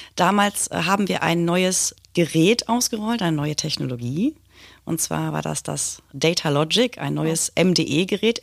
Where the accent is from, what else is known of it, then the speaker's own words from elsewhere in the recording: Hattingen, North Rhine-Westphalia, Germany; Ich bin gebürtig aus Hattingen an der Ruhr.